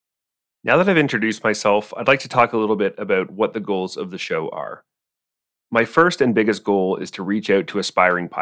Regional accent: Cambridge, Ontario, Canada; I was born in Cambridge, Ontario

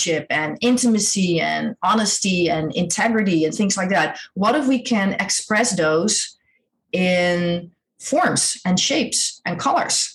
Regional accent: Netherlands; I grew up in Holland. I'm Dutch.

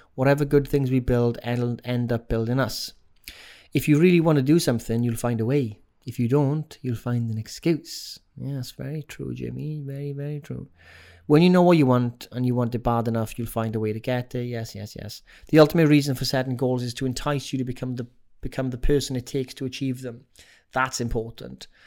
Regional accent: Wales, United Kingdom; accent: Welsh; my Welsh accent

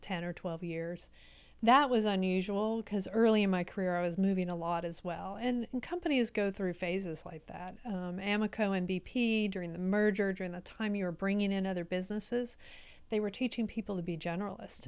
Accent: Baytown, Texas, United States; also born or lived in Houston, Texas; I grew up in Baytown, so on the other side of Houston

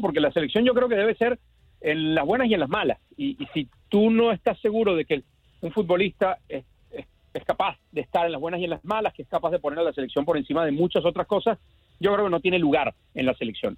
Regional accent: Venezuela; como decimos en Venezuela, en mi tierra

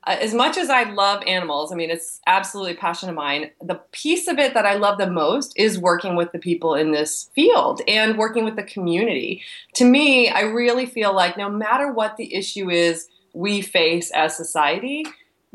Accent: East Coast, United States; moved away as an adult; also born or lived in Texas; I'm from the East Coast

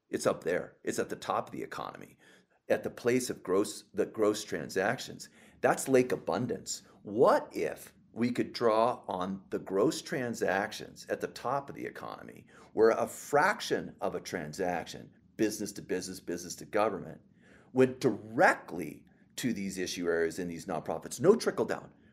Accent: Los Angeles, California, United States; my hometown of Los Angeles

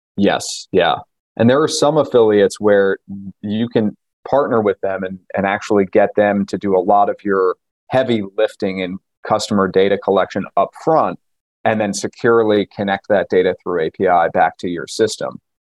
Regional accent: New York, United States; I grew up in New York

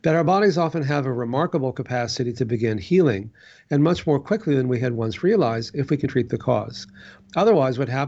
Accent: Texas, United States; growing up in Texas

